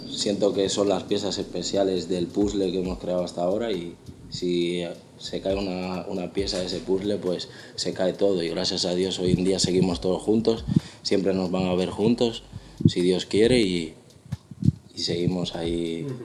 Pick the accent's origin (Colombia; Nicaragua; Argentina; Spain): Spain; Bilbao, Basque Country; soy un cantante de Bilbao